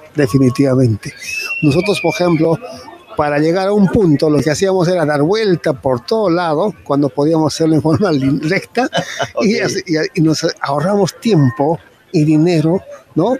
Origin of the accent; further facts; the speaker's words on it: Caracoto, Puno, Peru; yo vengo desde Perú, de la región Puno, ¿no? Eh, principalmente un distrito que se llama Caracoto